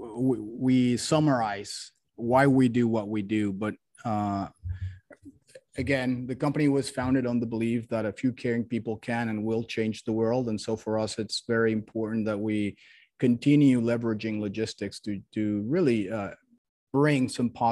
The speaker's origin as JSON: {"language": "English", "country": "Mexico", "also_born_or_lived": "Miami", "moved": "as an adult", "lives_now": "United States", "said": "I'm originally from Mexico, came to the US to study business school"}